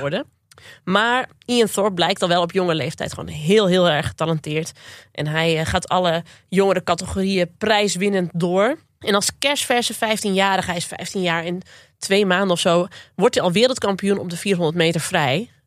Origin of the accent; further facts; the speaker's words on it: Zwolle, Overijssel, Netherlands; Ik kom uit Zwolle